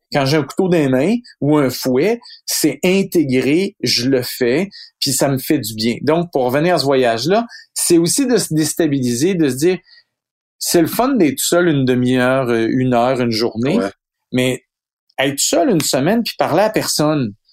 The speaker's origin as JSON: {"language": "French", "region": "Quebec", "country": "Canada", "said": "ici, chez nous, au Québec, puis au Canada"}